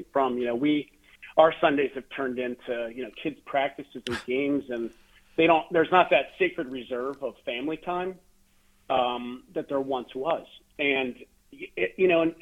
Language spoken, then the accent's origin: English; Johnstown, Pennsylvania, United States; also born or lived in Sicily; now in Pittsburgh, United States; I grew up in Johnstown, Pennsylvania, you know, not far from our great city of Pittsburgh here